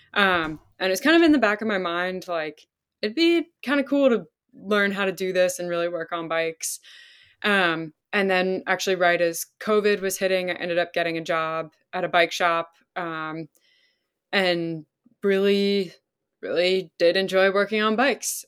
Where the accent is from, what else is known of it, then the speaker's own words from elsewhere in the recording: Pennsylvania, United States; also born or lived in Vermont; I grew up in Pennsylvania.